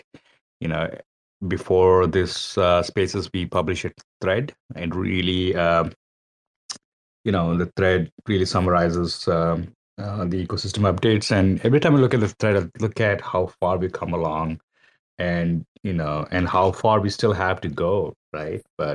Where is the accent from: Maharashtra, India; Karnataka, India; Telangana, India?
Telangana, India; Hyderabad; moved away; Hyderabad is my hometown as well.